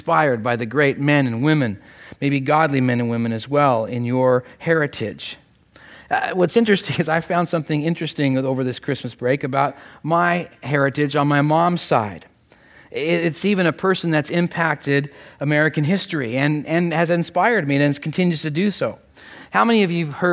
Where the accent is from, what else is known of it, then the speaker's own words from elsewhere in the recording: Canada; now in United States; though I am Canadian, my family was a close partner and aide to this wonderful nation